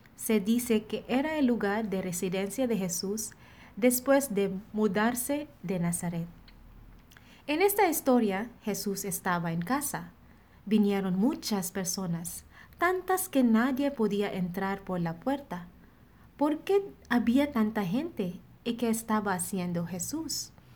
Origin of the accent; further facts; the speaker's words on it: Philippines; now in Monterrey, Mexico; misionera filipina destinada en la comunidad de Monterrey.